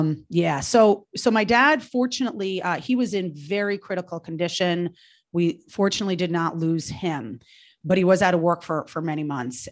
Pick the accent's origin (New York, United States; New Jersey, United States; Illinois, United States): New York, United States; moved away; I, I'm from New York originally